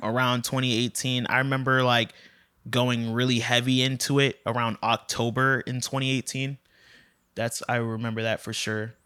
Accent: Largo, Florida, United States; also born or lived in St. Petersburg, Florida / Tallahassee, Florida; I was born in Saint Petersburg, but lived in Largo, Largo, Clearwater area most of my life

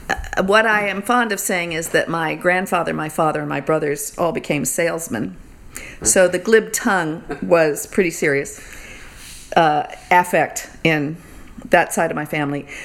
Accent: Atlanta, Georgia, United States; Atlanta, Georgia.

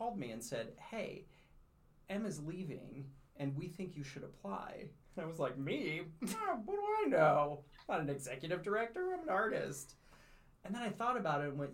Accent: North County, Missouri, United States; I'm born and raised in North County.

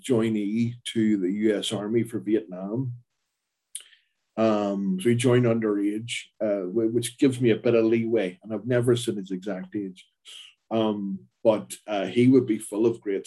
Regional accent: Belfast, Northern Ireland, United Kingdom; I grew up in a working class family in Belfast

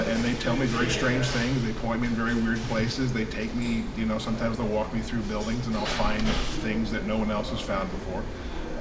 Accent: Texas, United States; now in Tennessee, United States; when I was about 9-10 years old, growing up in Texas.

